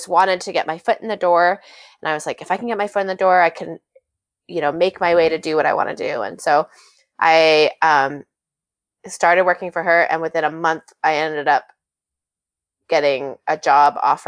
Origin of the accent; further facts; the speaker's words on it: Maine, United States; accent: Maine accent; moved away as an adult; also born or lived in San Francisco / New York; my Maine roots